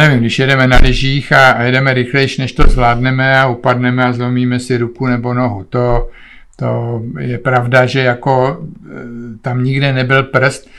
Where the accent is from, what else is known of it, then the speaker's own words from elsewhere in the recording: Czechia; moved away as an adult; also born or lived in Olomouc / Canada; jsme Češi